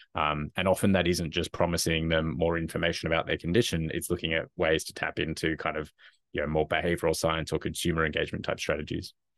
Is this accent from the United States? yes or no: no; Australia; moved away; as probably can, people can probably tell from my accent, originally from Australia